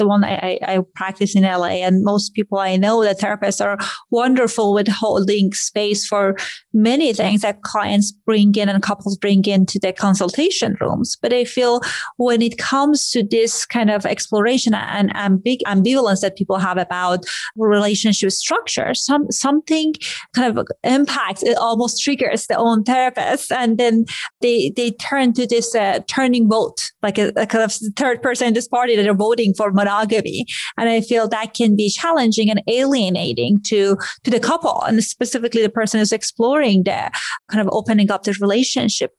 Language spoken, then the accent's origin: English; Iran; moved away; I grew up in Iran